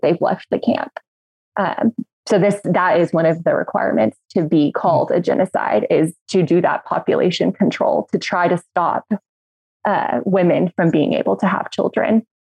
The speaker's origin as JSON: {"language": "English", "town": "Midland", "region": "Texas", "country": "United States", "moved": "yes", "lives_now": "Washington, D.C., United States", "said": "I'm from Midland, Texas"}